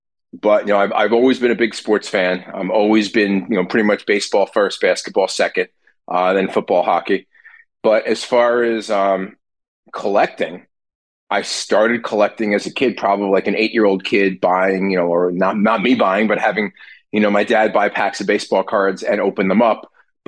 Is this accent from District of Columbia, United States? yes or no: no; New Jersey, United States; So I grew up in South Jersey, outside of Philly, and I was always a baseball fan.